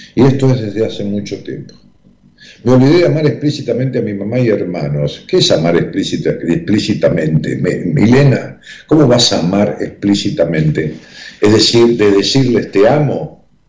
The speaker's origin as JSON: {"language": "Spanish", "town": "Ramos Mejía", "region": "Buenos Aires Province", "country": "Argentina", "tie": "born or raised there", "said": "el grupo que nos reuníamos allá en, mi pueblo, en Ramos Mejía"}